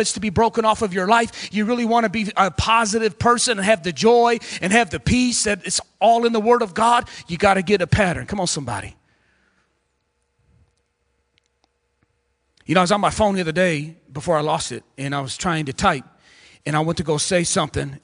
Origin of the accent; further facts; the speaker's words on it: Ecorse, Michigan, United States; I come from Southwest Detroit in a little city called Ecorse, running the streets in and out of the legal system